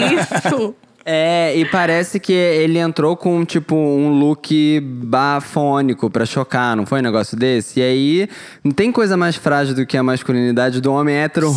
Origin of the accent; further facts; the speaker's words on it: Brazil; eu sou do Brasil